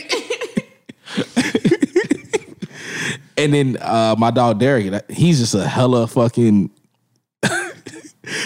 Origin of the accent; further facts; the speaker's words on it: Florida, United States; I've been born and raised in Florida.